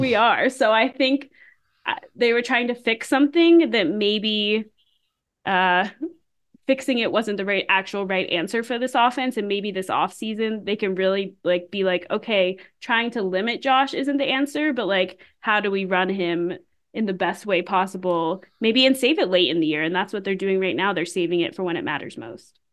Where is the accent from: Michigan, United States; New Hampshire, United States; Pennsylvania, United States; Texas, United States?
Pennsylvania, United States; Pittsburgh; I grew up in Pittsburgh